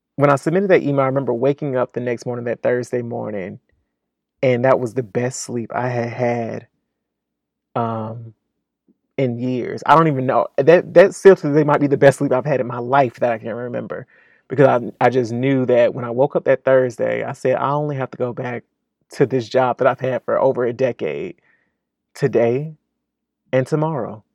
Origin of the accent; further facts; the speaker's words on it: Fort Pierce, Florida, United States; moved away as an adult; now in Atlanta, United States; born and raised in Fort Pierce